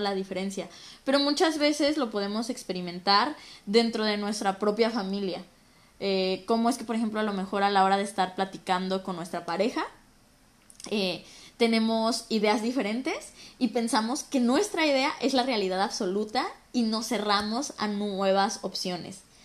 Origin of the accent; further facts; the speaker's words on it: Mexico; moved away as an adult; now in Toronto, Canada; soy de México